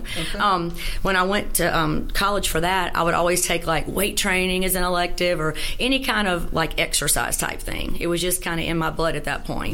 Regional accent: Shreveport, Louisiana, United States; also born or lived in Natchitoches, Louisiana; I was born in Natchitoches, but I moved to Shreveport when I was seven and a half. Okay. And, you know, grew up here in the Caddo schools

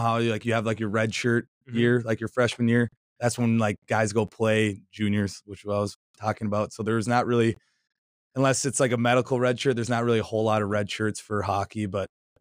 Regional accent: Edina, Minnesota, United States; moved away as an adult; now in Notre Dame, United States; I'm from Edina, Minnesota, which is like 10 minutes outside of Minneapolis.

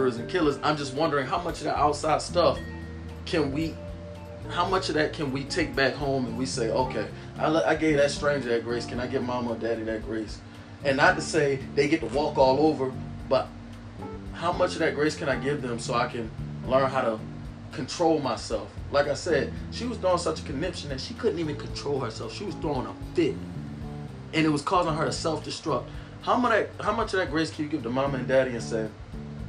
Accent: Baltimore, Maryland, United States; I'm from Baltimore

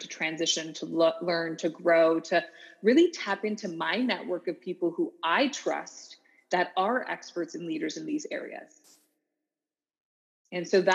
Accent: Canada; moved away as an adult; also born or lived in Orlando, Florida, United States; growing up as a Canadian, multicultural, yet I lived in the South. I lived in Orlando, Florida for 4 years

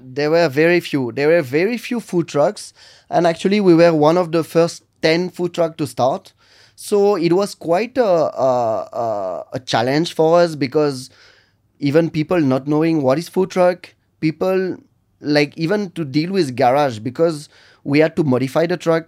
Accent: Lille, Hauts-de-France, France; English is a second language; moved away as an adult; now in Bengaluru, India; I'm from Lille in north of France

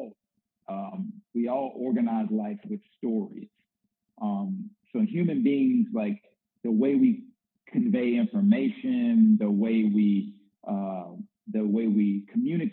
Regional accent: the South, United States; also born or lived in Northwest US; now in Little Rock, United States; I'm an African-American male and I grew up in the South

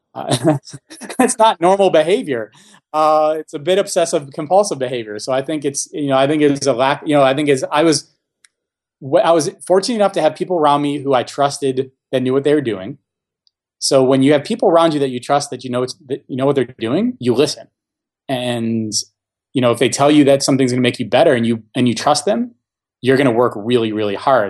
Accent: Buffalo, New York, United States; moved away as an adult; also born or lived in Florida; born and raised in Buffalo

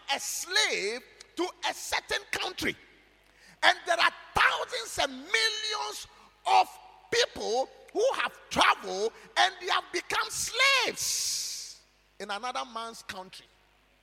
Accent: Ghana; you say you are a Ghanaian

